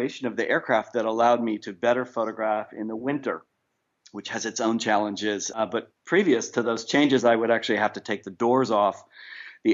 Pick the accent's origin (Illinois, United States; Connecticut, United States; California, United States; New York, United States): New York, United States; now in San Francisco, United States; I'm originally from New York